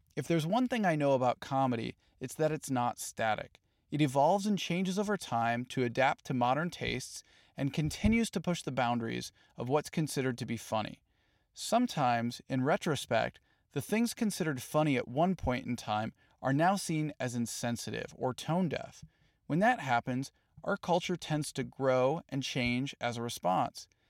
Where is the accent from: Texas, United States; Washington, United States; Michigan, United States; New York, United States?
Michigan, United States; growing up in Michigan